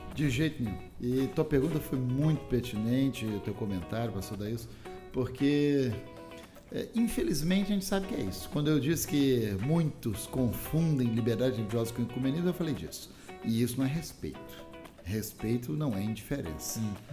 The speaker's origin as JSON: {"language": "Portuguese", "region": "Minas Gerais", "country": "Brazil", "tie": "born or raised there", "also_born_or_lived": "Rio de Janeiro / Espírito Santo / Paraná / Bahia", "moved": "yes", "said": "eu nasci no Rio, cresci em Minas Gerais, mas casei com uma capixaba"}